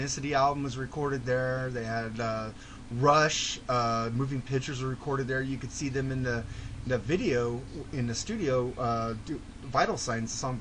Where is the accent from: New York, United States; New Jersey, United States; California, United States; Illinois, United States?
California, United States; I was born and raised in California